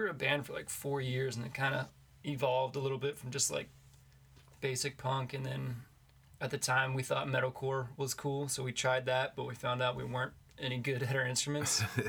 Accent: Warrendale, Pennsylvania, United States; now in Pittsburgh, United States; I'm from Warrendale, which is like 20, 25-ish minutes north of Pittsburgh.

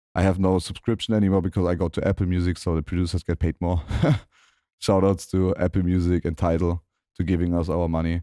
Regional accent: Germany; my hometown in Germany.

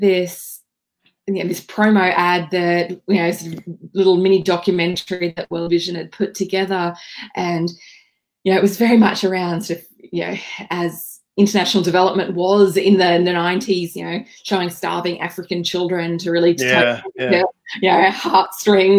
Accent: Bundaberg, Queensland, Australia; I grew up in Bundaberg Uniting Church

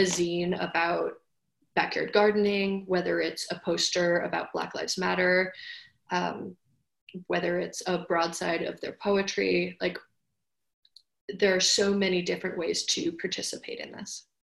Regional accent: New York City, New York, United States; I was born in Manhattan.

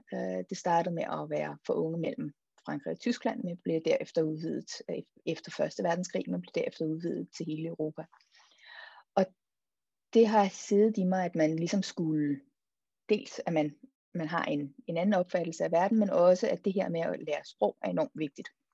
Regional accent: Denmark; also born or lived in Copenhagen, Denmark / Marseille, France / Brussels, Belgium; nød at være hjemme i et semester

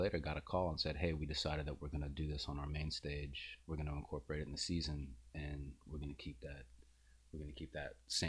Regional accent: New Orleans, Louisiana, United States; also born or lived in Slidell, Louisiana / Chicago; I grew up in New Orleans, in New Orleans area. Spent my whole life here. I actually, I just figured out recently that I'm a ninth generation New Orleanian.

